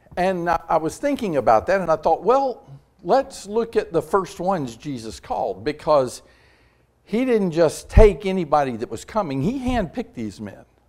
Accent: Tampa, Florida, United States; moved away as an adult; also born or lived in Louisville, Kentucky / Cleveland, Mississippi / Concord, North Carolina; I grew up in Tampa, Florida, and, uh, South Tampa

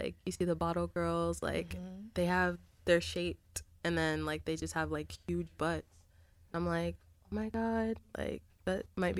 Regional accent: Cincinnati, Ohio, United States; now in Jersey City, United States; I'm originally from Cincinnati, Ohio, so shout out to the Midwest.

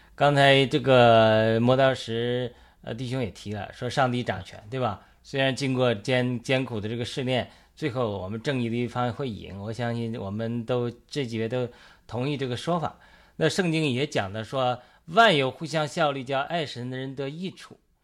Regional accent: China; 我们中国人

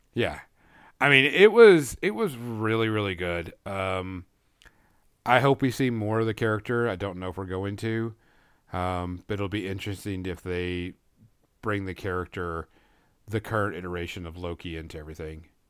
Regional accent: Fort Smith, Arkansas, United States; Hanging Judge Parker, which is a very prevalent person around my hometown

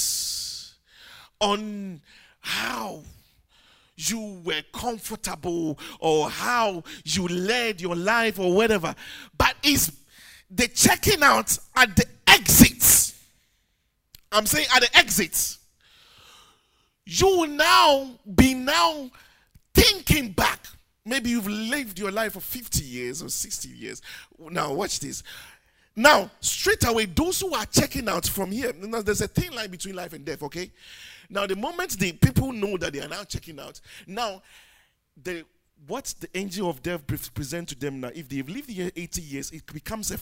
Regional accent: Ghana; moved away; I'm not English. I'm a Ghanaian

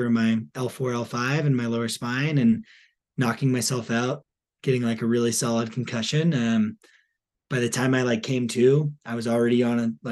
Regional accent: New Hampshire, United States; I grew up in New Hampshire

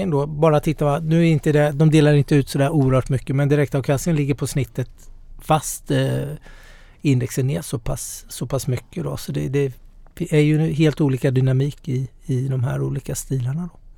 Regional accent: Småland, Sweden; Nu är, jag är smålänning här.

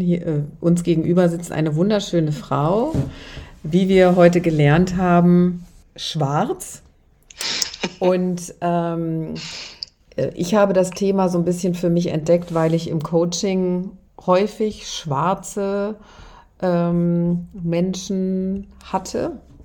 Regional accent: Germany; Ich als Deutsche

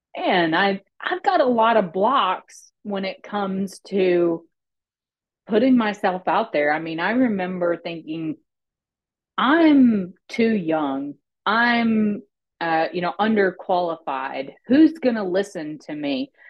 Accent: Arkansas, United States; i grew up in small town arkansas

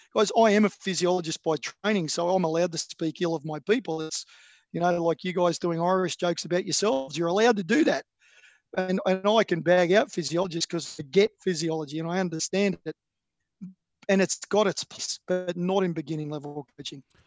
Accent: Australia; I'm an Australian

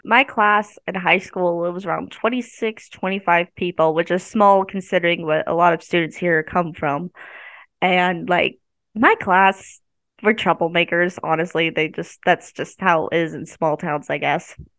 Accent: Maryville, Missouri, United States; I grew up around Ma, uh, Maryville

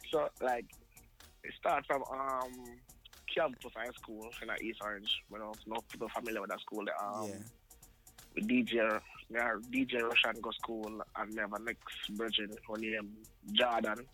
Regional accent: Saint Catherine, Jamaica; but down, down in Jamaica. You understand?

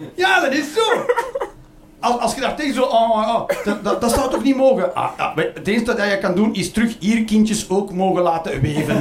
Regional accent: Belgium; ik ben Belg

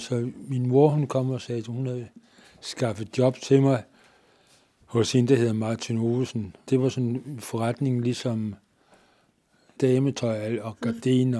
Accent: Nakskov, Zealand, Denmark; jeg kommer ned fra Naksko

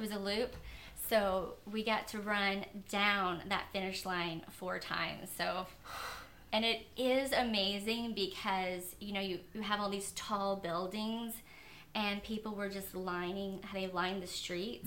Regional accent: Kentucky, United States; moved away; I'm originally from Kentucky. It's a really small little town, and I grew up on a farm

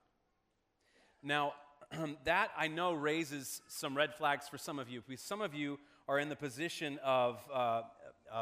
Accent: Omaha, Nebraska, United States; When I was growing up in Omaha, Nebraska, my family was friends with another family in our church.

